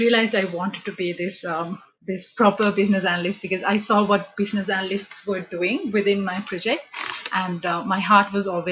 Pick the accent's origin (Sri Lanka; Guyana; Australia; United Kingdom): Sri Lanka; moved away as an adult; I'm originally from Sri Lanka. So back home in Sri Lanka, so we have A-levels